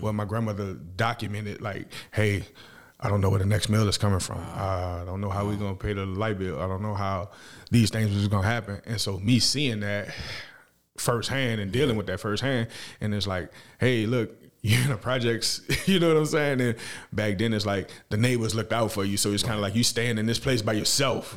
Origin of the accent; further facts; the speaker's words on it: New Orleans, Louisiana, United States; now in Fort Worth, United States; I'm, uh, from New Orleans, Louisiana, uptown. uh, third Walter Magnolia projects.